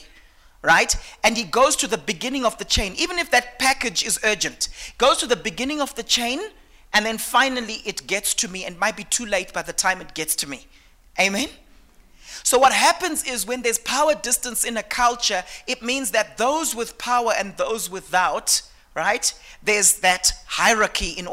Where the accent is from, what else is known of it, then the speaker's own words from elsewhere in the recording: Eastern Highlands, Manicaland, Zimbabwe; I came from a background. I'm from the Eastern Highlands in Zimbabwe, okay? And the people there are called the Manyika people